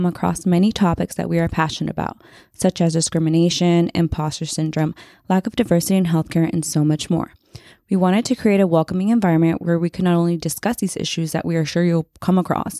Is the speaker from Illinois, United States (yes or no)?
no; Oakland, California, United States; I was born and raised in Oakland.